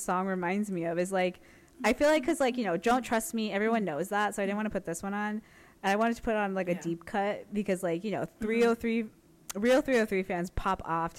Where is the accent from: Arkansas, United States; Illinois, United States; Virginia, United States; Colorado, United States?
Colorado, United States; Any part of Colorado. Yeah, I guess for the pod, like that's where we were born. Well, I was born there, but basically raised. Yeah, that's where we grew up.